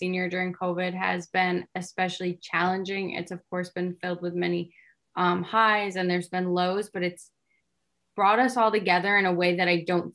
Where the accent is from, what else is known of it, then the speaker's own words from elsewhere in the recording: Rotterdam, New York, United States; I'm from Rotterdam, New York, which is about 25 minutes from Siena.